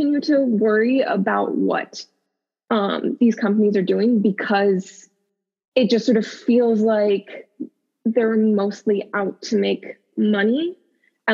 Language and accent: English; Virginia, United States; I grew up in Virginia, so kind of driving everywhere